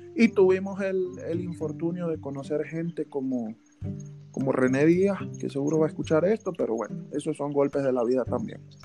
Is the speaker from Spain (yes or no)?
no; Venezuela; moved away as an adult; yo me vine graduado de Venezuela